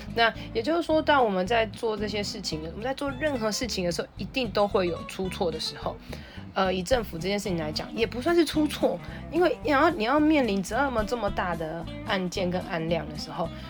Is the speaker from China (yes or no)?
no; Taipei, Taiwan; 虽然我是台北人，但是我会在全台湾很多不同的城市工作